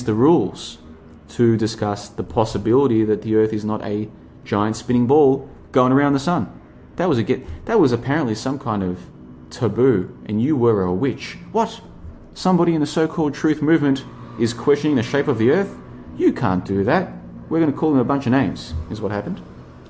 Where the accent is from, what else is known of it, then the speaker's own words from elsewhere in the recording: Australia; I grew up in Australia